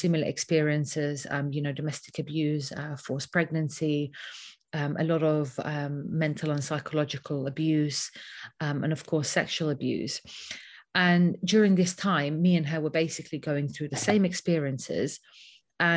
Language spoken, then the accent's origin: English; London, United Kingdom; I grew up in London. I wasn't born here, but I grew up in London since around the age of 11.